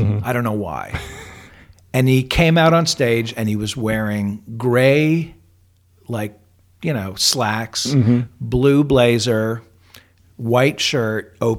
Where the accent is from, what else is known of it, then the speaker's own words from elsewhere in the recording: New York, United States; moved away; also born or lived in Tempe, Arizona; Well, I'm from New York.